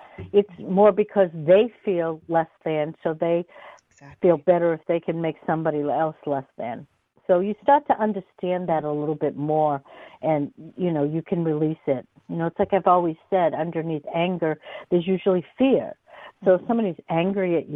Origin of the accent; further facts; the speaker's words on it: Newton, Massachusetts, United States; I grew up in Newton